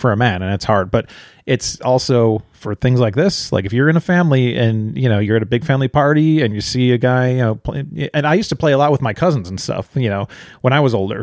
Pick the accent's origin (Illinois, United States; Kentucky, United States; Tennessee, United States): Illinois, United States; near Chicago; we grew up near Chicago